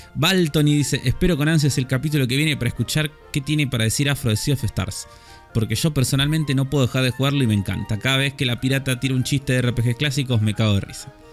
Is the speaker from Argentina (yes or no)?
yes; Argentina; nuestro acento